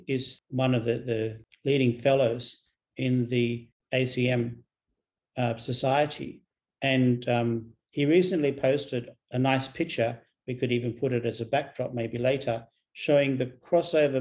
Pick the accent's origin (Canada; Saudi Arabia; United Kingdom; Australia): Australia; I'm an Australian